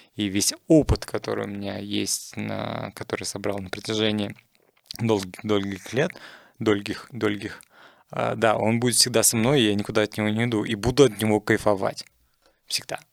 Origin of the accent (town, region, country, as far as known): Russia